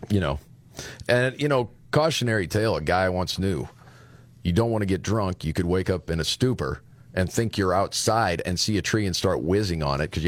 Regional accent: Dearborn, Michigan, United States; so yes my … I came all the way from Dearborn Michigan I'm here along with two parents concerned parents against these sexually explicit books I'm a proud Muslim American

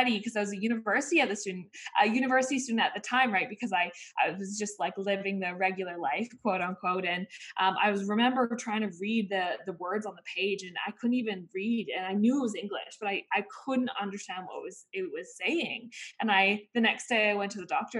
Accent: Vancouver, British Columbia, Canada; I grew up in Vancouver, Canada. My parents are Aussie and they're actually from Sydney, Australia

